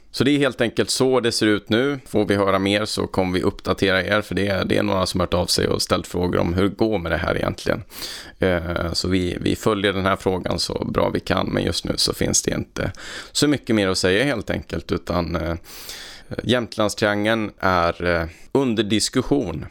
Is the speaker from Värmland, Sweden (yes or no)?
yes; Värmland, Sweden; moved away; sen har jag varit hemma i Värmland en sväng och hälsat på mina föräldrar